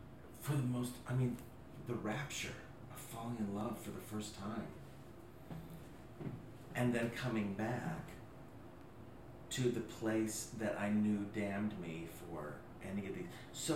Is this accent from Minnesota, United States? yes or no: no; Oklahoma, United States; moved away; also born or lived in New York; me growing up in Oklahoma